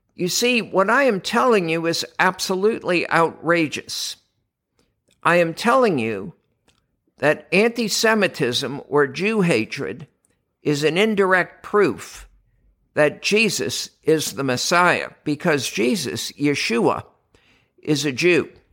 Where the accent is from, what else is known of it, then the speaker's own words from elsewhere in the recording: New York, United States; moved away; also born or lived in Boston / Pittsburgh; growing up in New York and then later on in Boston and in Pittsburgh